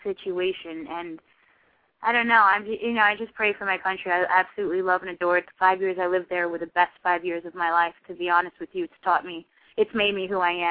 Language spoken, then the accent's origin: English; Haiti; moved away; I grew up in Haiti as well